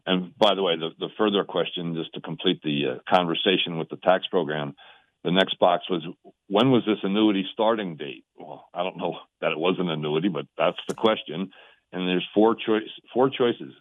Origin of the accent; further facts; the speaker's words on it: Allentown, Pennsylvania, United States; moved away as an adult; now in Denver, United States; I'm from Ara-, Allentown originally. We moved out here to be with the grandkids